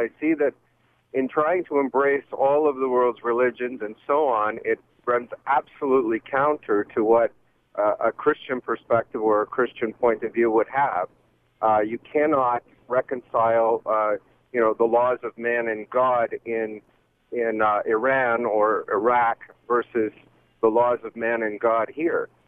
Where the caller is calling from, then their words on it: London, Ontario, Canada; Uh, I'm actually on the road uh, around London right now in Ontario.